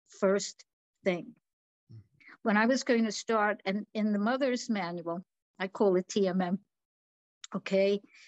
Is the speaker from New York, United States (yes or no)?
yes; New York, United States; now in Florida, United States; I am definitely born and raised in New York.